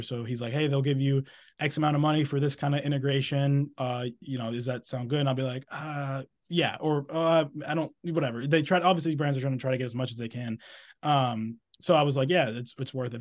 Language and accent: English; Exeter, New Hampshire, United States; moved away; I'm from New Hampshire, from a town called Exeter, New Hampshire. I'm actually here right now, like I said, visiting family